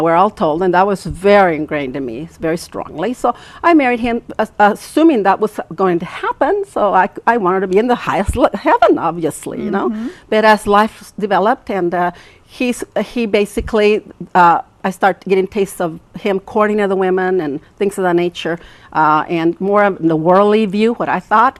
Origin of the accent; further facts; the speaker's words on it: LeBaron, Chihuahua, Mexico; moved away as an adult; I'm from LeBaron